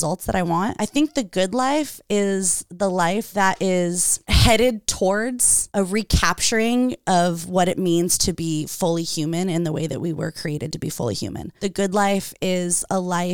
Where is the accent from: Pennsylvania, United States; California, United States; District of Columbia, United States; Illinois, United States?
California, United States; Redondo Beach; now in Lomita, United States; I grew up in Redondo